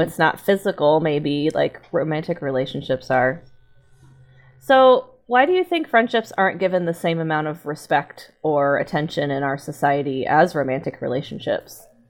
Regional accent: Texas, United States; I grew up in Texas

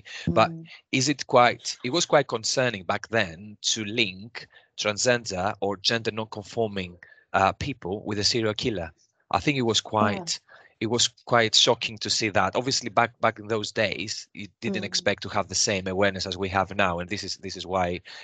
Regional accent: Greece; moved away as an adult; now in United Kingdom; I'm coming from Greece. I was born in Greece. I mean, back in the days when I was raised in Greece

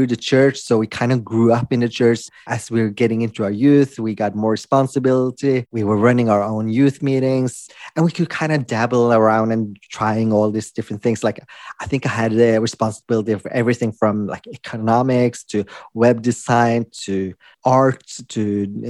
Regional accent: Norway; also born or lived in Philippines; I was adopted from the Philippines when I was a baby. And I was adopted to Norway

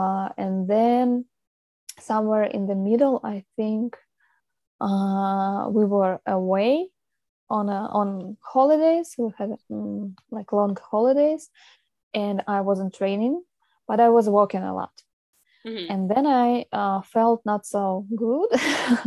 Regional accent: Russia; moved away; I come from Russia.

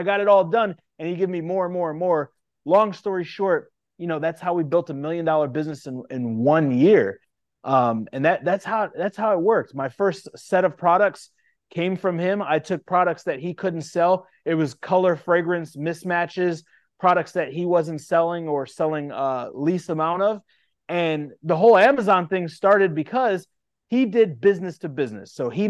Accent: Indiana, United States; Yeah, so I grew up in a small town right outside Chicago, in Indiana, a population of 22,000.

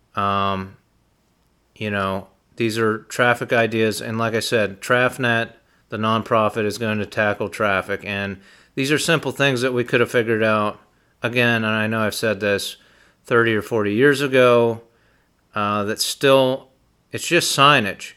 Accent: Utica, Pennsylvania, United States; in Utica, Pennsylvania, my hometown

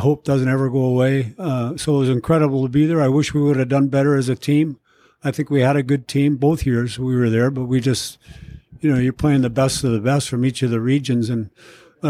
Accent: St. Paul, Minnesota, United States; moved away as an adult; also born or lived in Philadelphia; I lived on Beach Street, which is on the east side, right around the corner from Harding High School

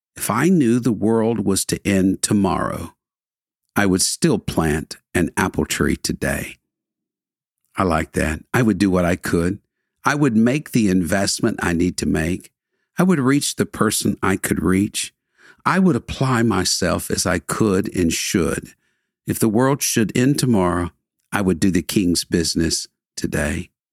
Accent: Houston, Texas, United States; I was born and raised in the Houston area, lived here nearly all of my life

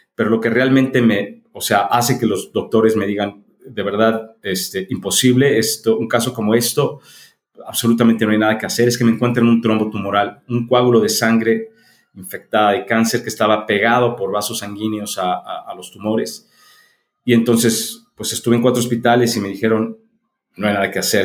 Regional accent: Mexico City, Mexico; now in León, Mexico; Yo, yo nací en la Ciudad de México, soy mexicano y ya tengo este... Eh, 40 años que vivo en León, Guanajuato

